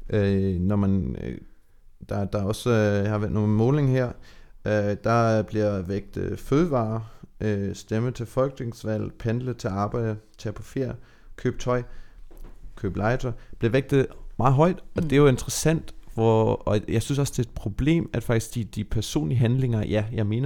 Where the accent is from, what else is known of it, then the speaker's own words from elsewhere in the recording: Germany; nu er jeg opvokset i Tyskland